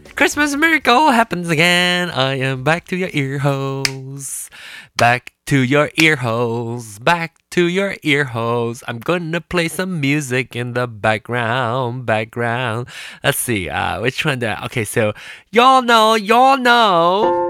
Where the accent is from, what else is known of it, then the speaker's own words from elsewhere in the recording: Malaysia; moved away as an adult; now in United States; I was born in Malaysia. I was born in Malaysia in di- 1974. Came here for school in 1995 when I was 21